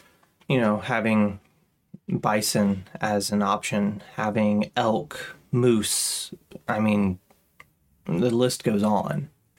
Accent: Kansas, United States; also born or lived in England; growing up in Kansas

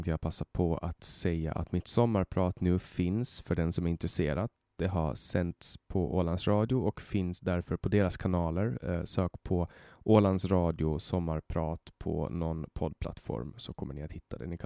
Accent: Finland; jag kommer ju från Finland och, och alla i hela Finland blir intresserade av hockey.

